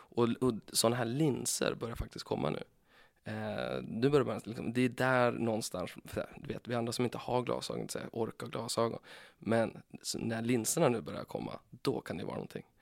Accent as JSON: {"language": "Swedish", "town": "Timrå", "region": "Västernorrland County", "country": "Sweden", "tie": "born or raised there", "moved": "yes", "said": "Jag kommer ifrån Timrå, heter det. Timrå var ju, eh, när jag växte upp, Sveriges tredje fattigaste kommun."}